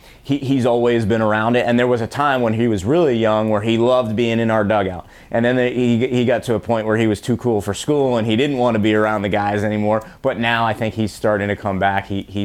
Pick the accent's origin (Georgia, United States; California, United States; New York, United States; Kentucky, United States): New York, United States; also born or lived in Mid-Atlantic / New England / Missouri; I'm actually from New York and spent most of my time in the Mid-Atlantic and New England, and then went out to Missouri just for school, had a great experience, but ended up back home